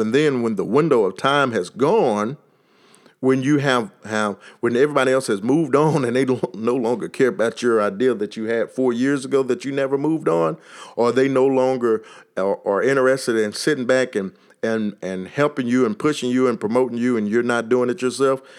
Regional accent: Texas, United States; accent: Texas; my Texas accent

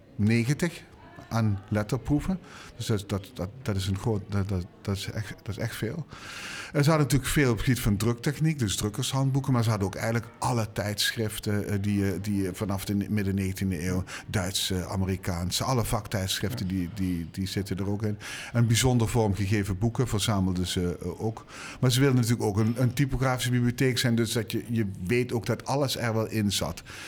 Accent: Limburg, Netherlands; ik ben Limburger

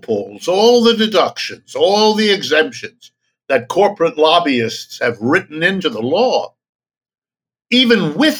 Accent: United States; as an American

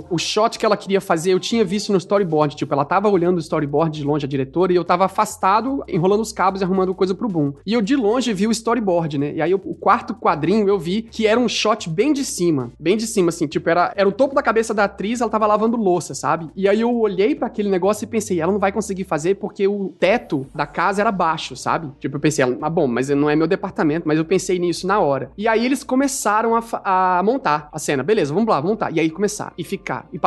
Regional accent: Brazil; now in Canada

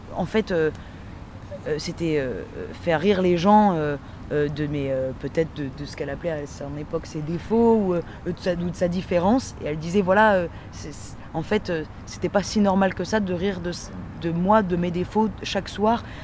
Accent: Dunkirk, Hauts-de-France, France; je viens de Dunkerque

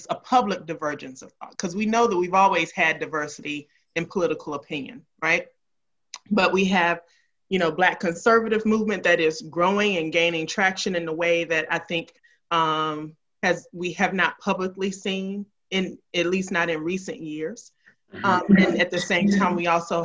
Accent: Memphis, Tennessee, United States; I grew up in Memphis

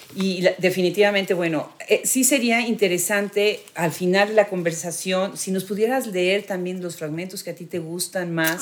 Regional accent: Mexico; a nuestras tradiciones, a nuestros orígenes como mexicanos

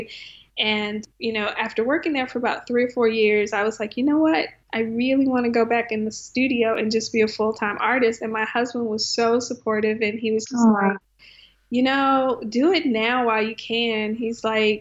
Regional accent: Conroe, Texas, United States; moved away as an adult; also born or lived in Arkansas; grew up in Conroe, Texas, which is 45 miles north of Houston

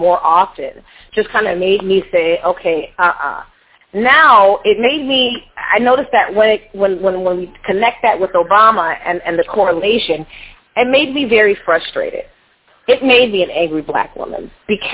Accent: California, United States; also born or lived in Louisiana; I'm from California

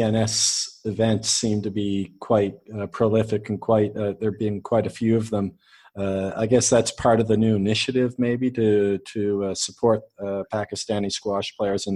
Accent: Canada; now in United Arab Emirates; Now I live, I'm Canadian, but I live in the UAE

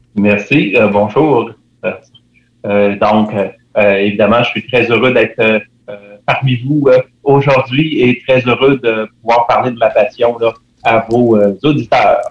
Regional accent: Quebec City, Quebec, Canada; je suis résident de Capouge

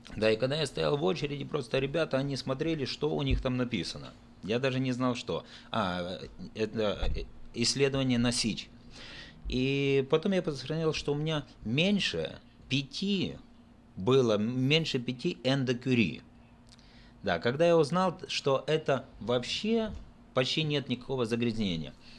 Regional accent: Odesa Oblast, Ukraine; Я родился в Одесской области в 1966 году, а, окончил Одесскую мореходку

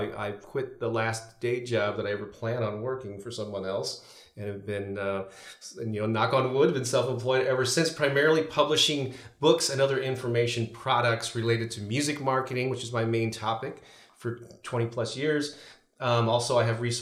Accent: St. Louis, Missouri, United States; St. Louis, Missouri, which has been my hometown for my entire life, born and raised here

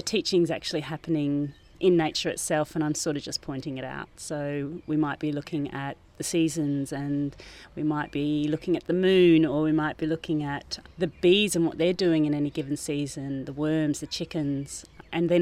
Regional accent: Maramarua, Waikato, New Zealand; also born or lived in Thames, New Zealand; now in Brunswick Heads, Australia; I grew up in New Zealand. I was born in Thames in the North Island on the Coromandel Peninsula, and I grew up in a little town called Maramarua.

